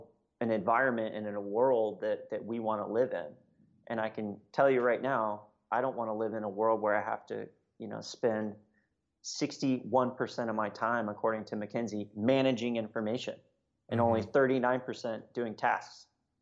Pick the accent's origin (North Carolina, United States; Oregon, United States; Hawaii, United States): Hawaii, United States; when I think about like my childhood growing up in Hawaii, I was like lucky enough to live on a military base